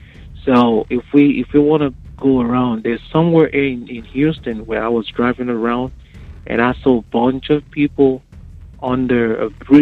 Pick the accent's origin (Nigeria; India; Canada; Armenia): Nigeria; moved away as an adult; now in United States; So I'm from Nigeria. In West Africa